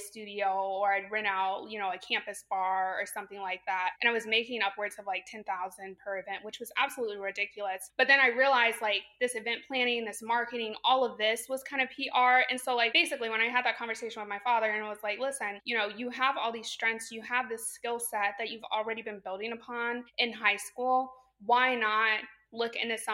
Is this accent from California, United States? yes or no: no; Champaign, Illinois, United States; moved away as an adult; also born or lived in North Carolina / St. Louis, Missouri; I was born and raised in Champaign, Illinois.